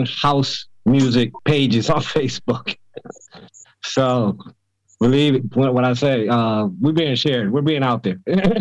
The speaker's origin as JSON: {"language": "English", "region": "Connecticut", "country": "United States", "moved": "yes", "said": "I'm originally from Connecticut, 45-minute ride into New York City"}